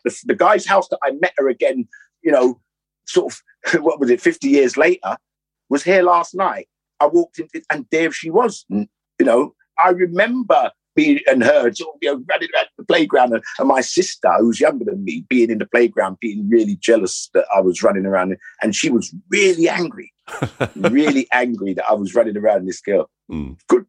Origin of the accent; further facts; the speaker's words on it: London, United Kingdom; growing up in Notting Hill